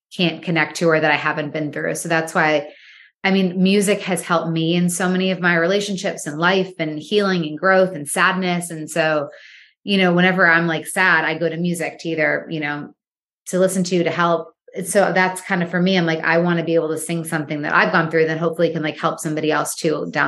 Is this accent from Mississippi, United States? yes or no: no; Michigan, United States; moved away as an adult; also born or lived in New York / Los Angeles; I am from Michigan. Yeah. I was born and raised there. And then I moved to I moved to New York when I was 18. And then I moved to LA when I was 19